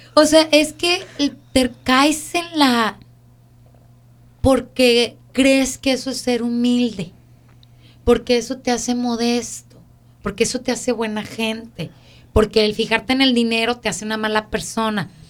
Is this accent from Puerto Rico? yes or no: no; Mexico; now in United States; nosotros que venimos de México a este país